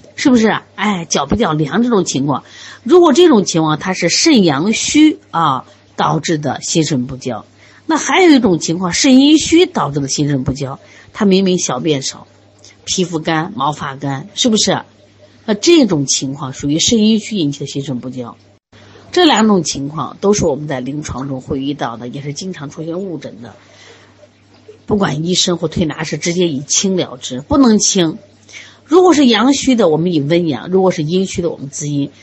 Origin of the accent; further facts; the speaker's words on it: Shaanxi, China; 我们陕西人嘛，天天吃馍呀